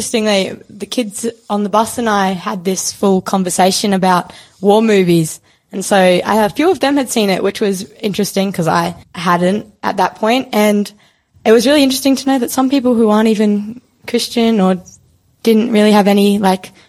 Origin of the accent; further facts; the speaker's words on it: Bundarra, New South Wales, Australia; I'm also from Bundara